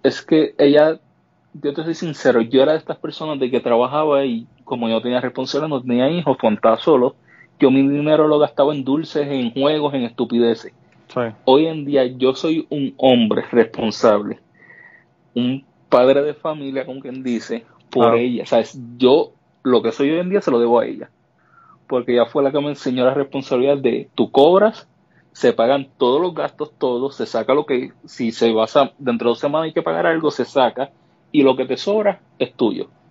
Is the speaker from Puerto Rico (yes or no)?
yes; Puerto Rico; moved away as an adult; now in United States; yo nací en Puerto Rico y yo llevé casi 32 años en Puerto Rico